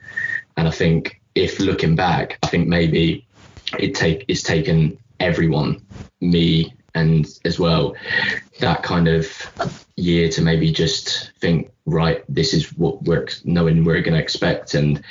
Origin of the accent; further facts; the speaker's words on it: England, United Kingdom; now in Larne, United Kingdom; I think I came from England and I've lived in Larne now for 2-3 years